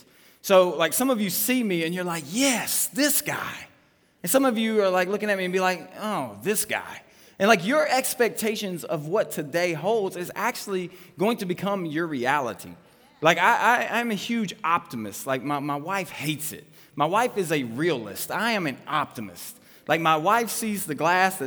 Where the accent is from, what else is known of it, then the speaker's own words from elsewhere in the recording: Trousdale County, Tennessee, United States; I'm from Trousdale County, Tennessee.